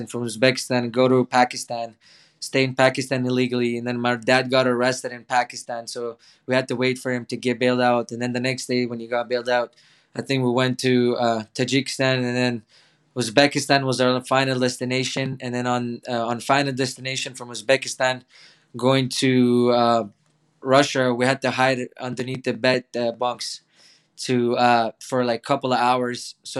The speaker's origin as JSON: {"language": "English", "town": "Toronto", "region": "Ontario", "country": "Canada", "tie": "born or raised there", "second_language": "English", "said": "And then we went to Toronto, and then I grew up in Toronto. I started in grade 8 right away with no English."}